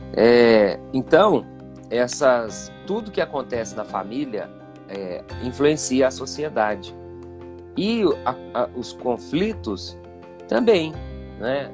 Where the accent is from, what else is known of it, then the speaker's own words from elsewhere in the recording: Divinópolis, Minas Gerais, Brazil; now in Campo Belo, Brazil; Eu sou daqui de Campo Belo, muita gente acha que eu não sou daqui, mas eu sou nascido aqui. É, só que bem novinho, né? Meu pai se mudou para Divinópolis, ali a gente ficou naquela região ali.